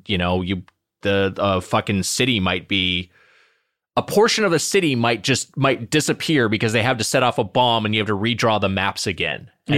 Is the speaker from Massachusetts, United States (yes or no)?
no; Long Beach, California, United States; I'm from the Long Beach area, and they're just like everywhere.